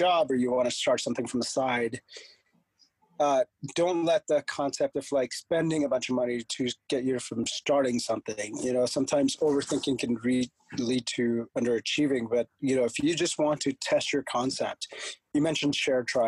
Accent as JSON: {"language": "English", "country": "India", "tie": "born or raised there", "moved": "yes", "said": "So I'm from a born and raised in India. So I was always going back to India"}